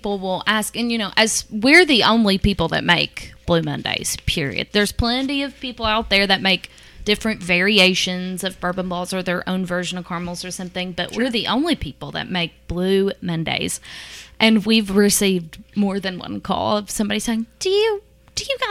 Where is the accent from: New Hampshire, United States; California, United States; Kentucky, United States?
Kentucky, United States; Mount Sterling; I grew up in Mount Sterling